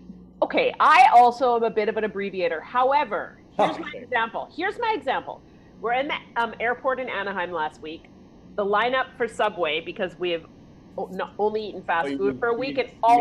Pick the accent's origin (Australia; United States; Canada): Canada; I'm Canadian.